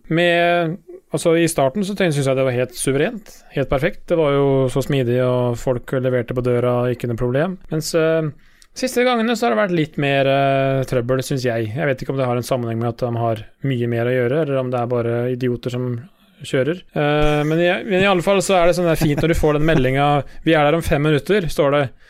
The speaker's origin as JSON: {"language": "Norwegian", "town": "Sarpsborg", "region": "Østfold", "country": "Norway", "said": "Sjøl er jeg jo fra Sarpsborg"}